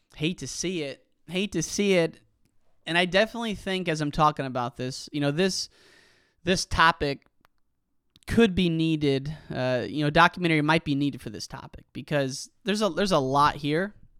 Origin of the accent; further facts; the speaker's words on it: Geneseo, Illinois, United States; Geneseo, my hometown, Geneseo By State